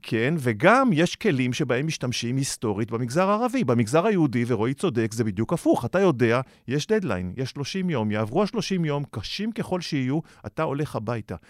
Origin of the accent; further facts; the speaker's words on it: Hod HaSharon, Central District, Israel; גם אני מהוד השרון